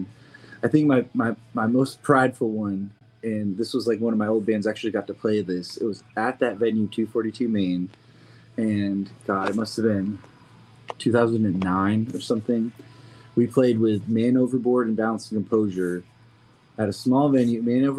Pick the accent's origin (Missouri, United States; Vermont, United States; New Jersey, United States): Vermont, United States; Burlington; I grew up in Vermont, so I grew up with a similar kind of scene in Burlington